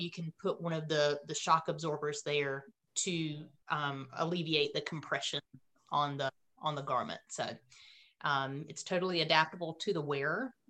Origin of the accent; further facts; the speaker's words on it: Autryville, North Carolina, United States; accent: Southern North Carolina drawl; I'm from Autryville, which is in between Clinton and um, Fayetteville